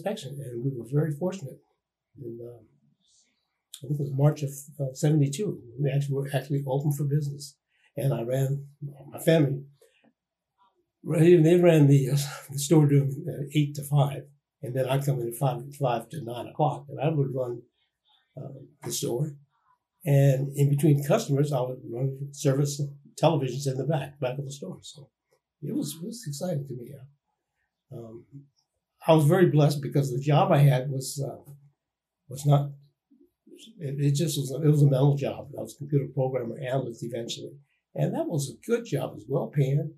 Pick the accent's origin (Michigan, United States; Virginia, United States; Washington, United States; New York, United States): Washington, United States; Renton; my hometown, which is Renton, Washington